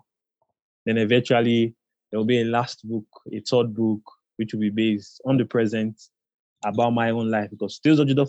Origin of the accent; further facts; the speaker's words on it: Warri, Delta, Nigeria; also born or lived in Ila, Nigeria; born and brought up in the city that I was born and brought up in Warri